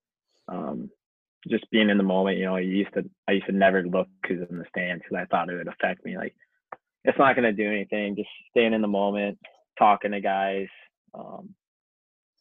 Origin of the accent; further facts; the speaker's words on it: Ohio, United States; I'm from Ohio